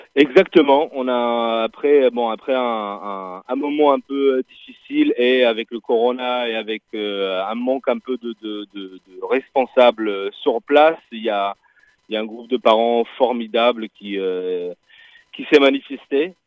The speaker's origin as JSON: {"language": "French", "region": "Northern District", "country": "Israel", "moved": "yes", "lives_now": "Marseille, France", "said": "moi qui est israélien, d'un kibbutz au nord"}